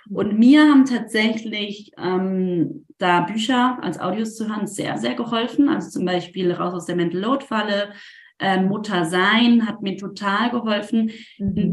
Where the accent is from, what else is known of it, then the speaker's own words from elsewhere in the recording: Rhineland, Germany; das war gerade rheinländisch, rausgenommen, ich komme ursprünglich aus dem Rheinland